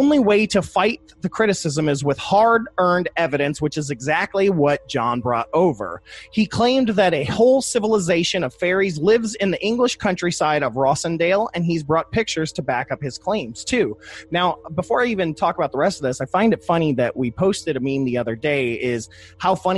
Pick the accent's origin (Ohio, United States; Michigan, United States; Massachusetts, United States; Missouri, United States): Ohio, United States; I'm from Ohio